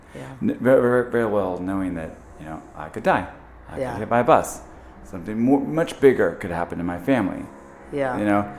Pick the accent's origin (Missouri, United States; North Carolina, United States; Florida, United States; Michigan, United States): Missouri, United States; Trenton; I'm from the Midwest, a little town outside northeast of Kansas City called Trenton